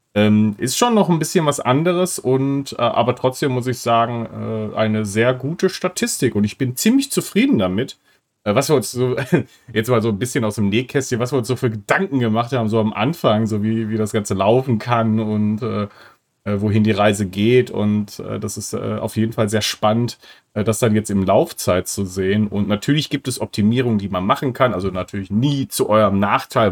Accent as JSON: {"language": "German", "region": "North Rhine-Westphalia", "country": "Germany", "said": "ich komme aus Nordrhein-Westfalen"}